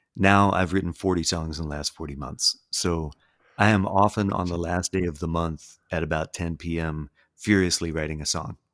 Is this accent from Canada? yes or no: no; the South, United States; I grew up here